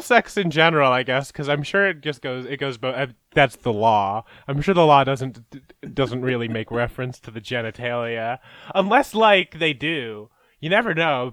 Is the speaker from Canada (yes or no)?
yes; Canada; as a Canadian, which is, like, our country is just, like, almost qu-, just as fucked up